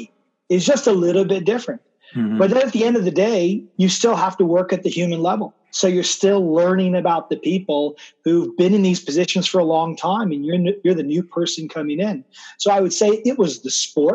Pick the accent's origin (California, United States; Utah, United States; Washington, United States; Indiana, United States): California, United States; Burlingame; I was born in Burlingame, which is just outside of San Francisco